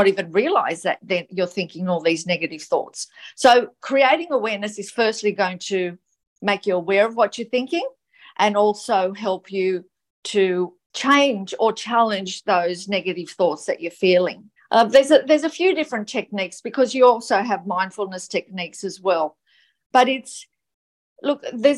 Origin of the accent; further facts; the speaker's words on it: Gold Coast, Queensland, Australia; I'm from the Gold Coast, Queensland, Australia